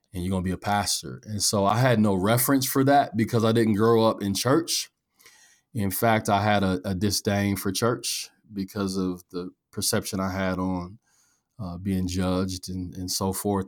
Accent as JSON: {"language": "English", "town": "Omaha", "region": "Nebraska", "country": "United States", "tie": "born or raised there", "said": "I'm from North Omaha"}